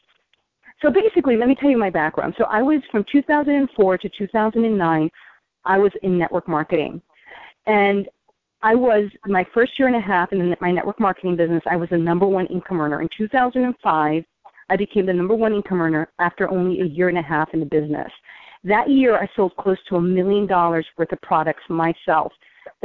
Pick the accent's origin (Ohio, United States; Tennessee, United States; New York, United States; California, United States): New York, United States; I'm a New Yorker, so New Yorkers speak fast